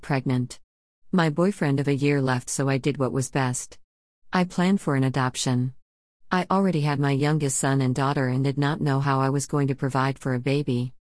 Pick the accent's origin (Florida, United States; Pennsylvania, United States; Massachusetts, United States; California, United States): Florida, United States; Gainesville; I was born in Gainesville, Florida at Shane's Hospital.